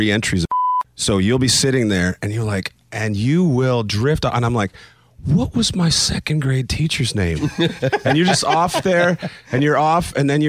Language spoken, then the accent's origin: English; Canada; But you just think because I'm Canadian that I don't have any of that in me.